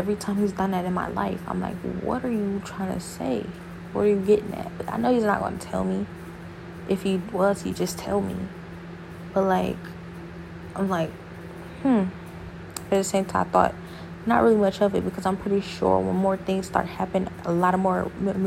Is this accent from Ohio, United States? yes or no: yes; Ohio, United States; now in Houston, United States; I'm from Ohio